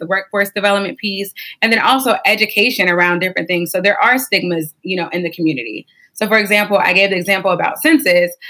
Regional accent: Warren, Ohio, United States; I'm from a small town. It's called Warren. It's towards Youngstown in Ohio, but it's not Youngstown. It's Warren. People get that mistaken a lot. And so I grew up in Warren

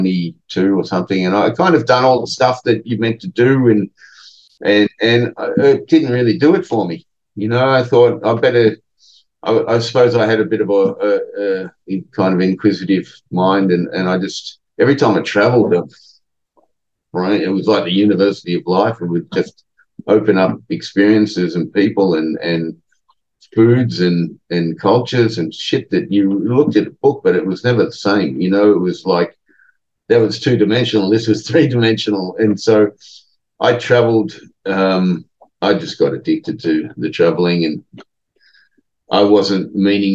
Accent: Australia; moved away; in a foreign country where we're both Australian

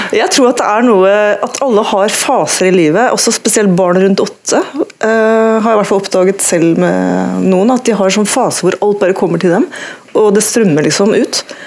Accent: Tønsberg, Vestfold, Norway; also born or lived in Oslo; jeg ikke er født i Tønsberg, men eh, i Oslo, men jeg vokste opp i Tønsberg

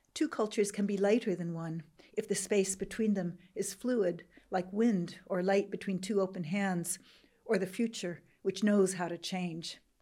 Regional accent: Jordan; first language English; moved away as an adult; also born or lived in Iowa, United States / Beirut, Lebanon / United States; I grew up in Jordan

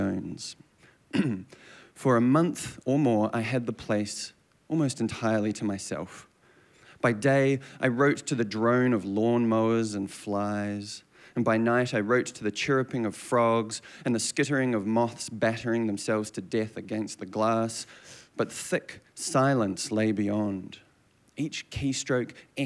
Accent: Christchurch, Canterbury, New Zealand; moved away; It is good to be back in Christchurch. This is my hometown, born and raised.

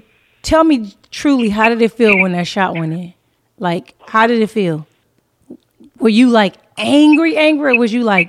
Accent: Inglewood, California, United States; I'm from Inglewood.

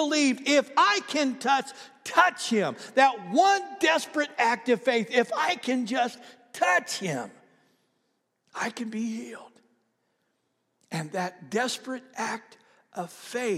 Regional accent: Oklahoma, United States; I'm from Oklahoma

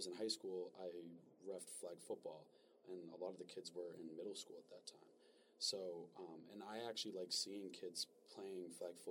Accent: Massachusetts, United States; I'm from Massachusetts

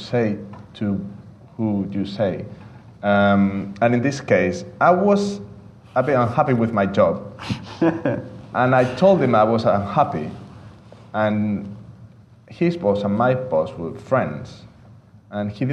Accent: Valencia, Valencian Community, Spain; I studied fine arts in my hometown of Valencia in Spain

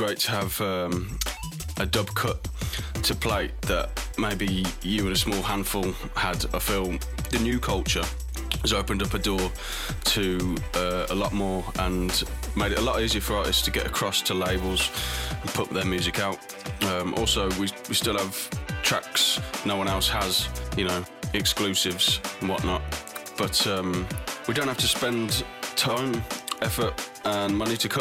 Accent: Birmingham, West Midlands, United Kingdom; my hometown in Birmingham

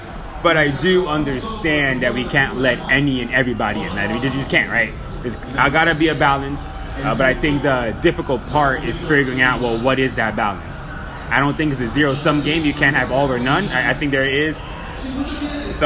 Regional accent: Miami, Florida, United States; now in Austin, United States; I'm from Miami

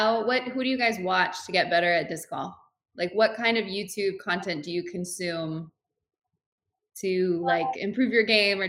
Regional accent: Massachusetts, United States; I grew up in Massachusetts.

